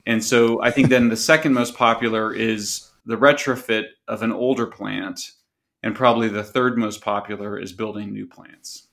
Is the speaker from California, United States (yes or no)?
yes; California, United States; California, which is my home state